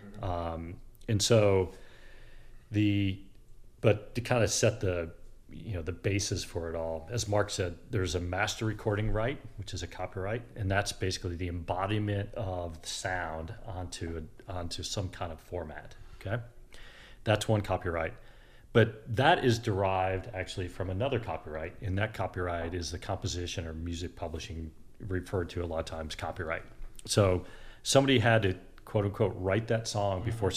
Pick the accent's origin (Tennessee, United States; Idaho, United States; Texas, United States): Tennessee, United States; Hendersonville; also born or lived in Chicago; I grew up in Hendersonville, so about 15 miles north of here